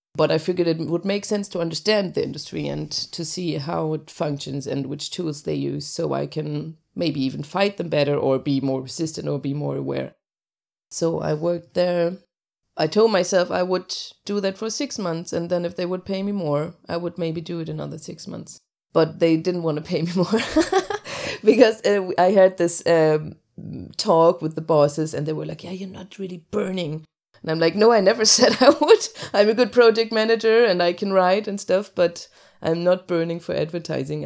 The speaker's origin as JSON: {"language": "English", "area": "between Hamburg and Lübeck", "region": "Northern Germany", "country": "Germany", "tie": "born or raised there", "also_born_or_lived": "Cologne", "second_language": "English", "moved": "as an adult", "lives_now": "Denmark", "said": "I'm born in Cologne and I grew up in northern Germany between Hamburg and Lübeck"}